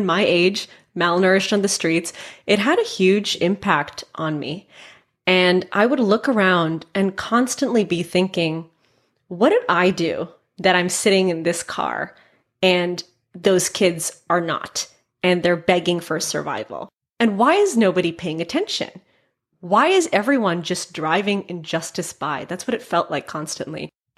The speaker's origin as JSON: {"language": "English", "town": "Mumbai", "region": "Maharashtra", "country": "India", "tie": "born or raised there", "also_born_or_lived": "San Francisco", "said": "So I was born in San Francisco, but my parents wanted us to experience our culture. I'm Indian. And so we moved to Bombay, India when I was 5."}